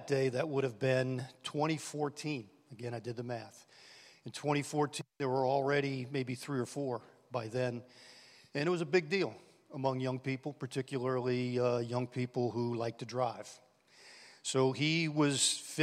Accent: New Orleans, Louisiana, United States; We grew up in New Orleans

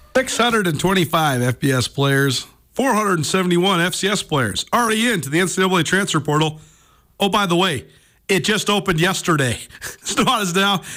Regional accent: Missoula, Montana, United States; I'm from Missoula, Montana. I went to school in Missoula, Montana

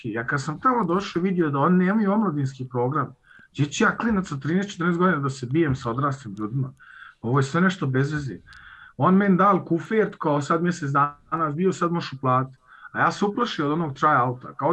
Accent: Vienna, Austria; also born or lived in Podvrda, Republika Srpska; rođen i odrastao sam u Beču, da. Moj otac došao već kao klinac sa 9 godina u Austriji, a rodom sam iz eh, sela Podvrda, Republika Srpska.

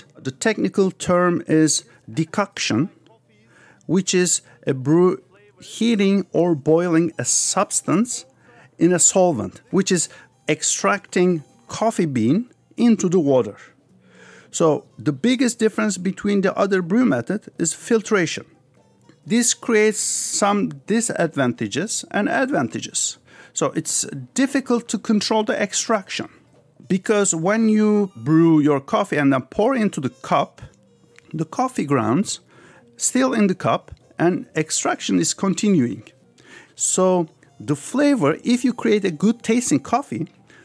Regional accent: Istanbul, Turkey; also born or lived in Paris, France; I was born in France, Paris, but when I was 5 years old, my family moved back to Turkey. So I grew up in Turkey, Istanbul.

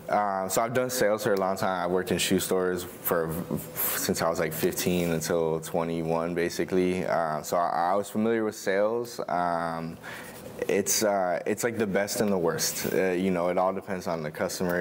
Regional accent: between Long Island and Connecticut, suburbs of New York City, United States; moved away as an adult; also born or lived in Oregon; I grew up in the suburbs of New York City, uh, between Long Island and Connecticut.

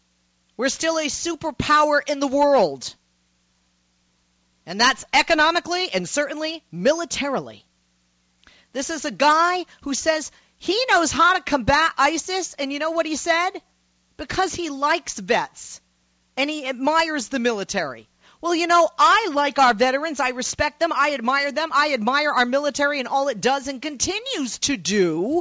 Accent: United States; Now, first of all, I'm an American, and as a liberal Democrat

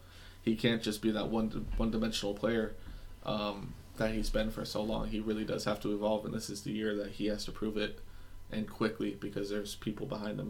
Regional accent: United States; But I'm just an American dude.

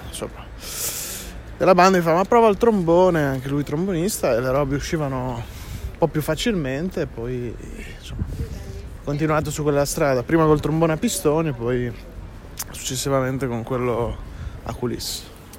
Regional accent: Minerbio, Emilia-Romagna, Italy; also born or lived in Bentivoglio; now in Ferrara, Italy; sono cresciuto in banda a Minerbio, del mio paese

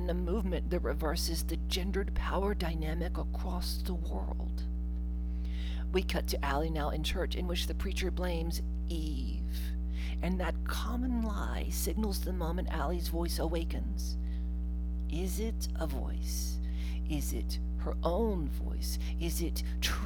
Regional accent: Mississippi, United States; I grew up in Mississippi

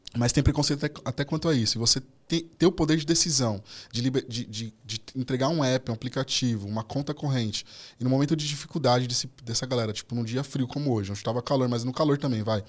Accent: São Paulo, Brazil; eu fui nascido e criado na Zona Norte, na Brasilândia, ali, na região da Brasilândia.

